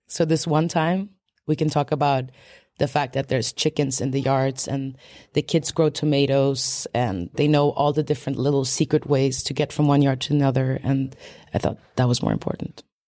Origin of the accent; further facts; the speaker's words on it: Sweden; I was born in Sweden, but my parents, uh, were there technically political refugees from Poland and they came shortly before I was born. So, like, I grew up in a very Polish home